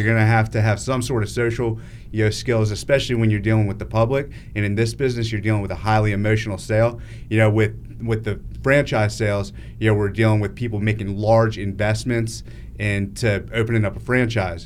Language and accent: English; Northern Virginia, United States; moved away as an adult; I grew up in Northern Virginia, and, um, Yeah, when I was living there, I lived there till I was twenty-four years old.